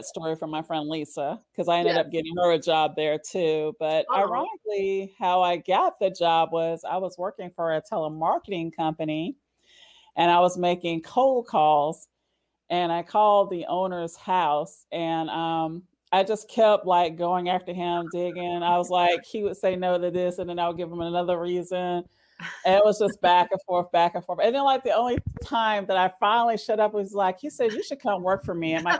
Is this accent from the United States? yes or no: yes; New York City, New York, United States; also born or lived in Phoenix, Arizona; now in Greenville, United States; I was born in Manhattan, New York